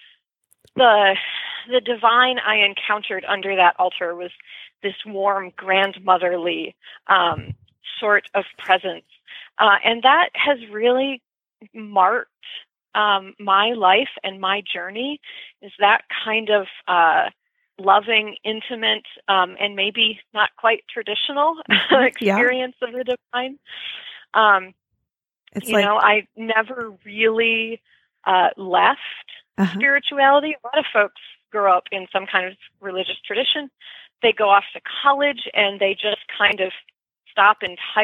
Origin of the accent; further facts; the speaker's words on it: the Thumb of Michigan, United States; moved away as an adult; also born or lived in Detroit suburbs, Michigan; now in Bellevue, Washington, United States; I grew up in the thumb of Michigan, kind of out in farm country.